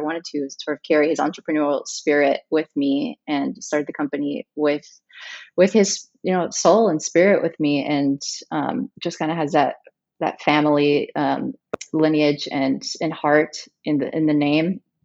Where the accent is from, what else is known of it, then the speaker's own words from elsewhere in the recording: Chihuahua, Mexico; moved away; also born or lived in United States / Dallas / Los Angeles; I was raised in Mexico, in Chihuahua, Mexico